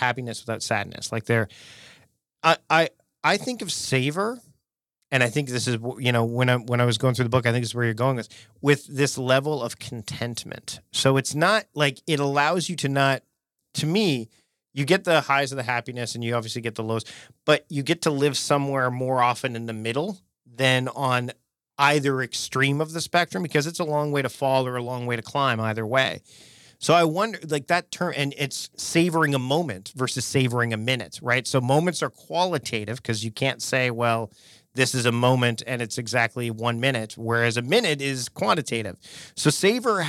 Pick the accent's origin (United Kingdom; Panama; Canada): Canada; being a Canadian